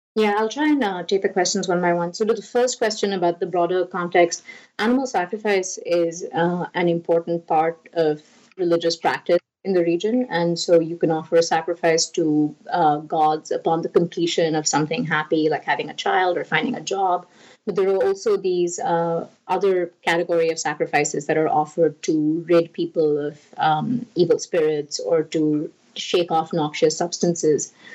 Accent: India; moved away; I grew up in India

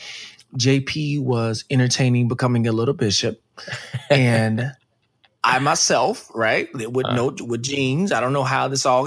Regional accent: Dallas, Texas, United States; I grew up in Dallas, Texas

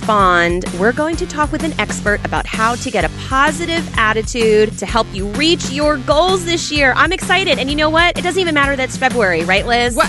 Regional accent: Doylestown, Pennsylvania, United States; I'm from Doylestown.

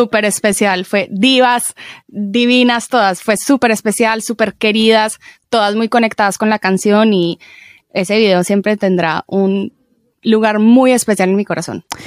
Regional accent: Medellín, Antioquia, Colombia; crecí en Medellín

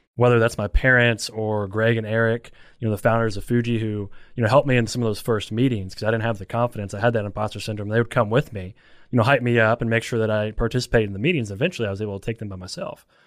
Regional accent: Elizabethtown, Kentucky, United States; I'm from Elizabethtown

